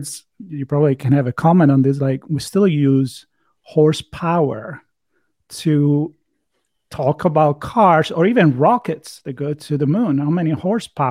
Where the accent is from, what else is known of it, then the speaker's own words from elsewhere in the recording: Florence, Tuscany, Italy; moved away; I come from Italy, where we don't understand each other if we speak in dialect. I mean, we don't have a dialect in Florence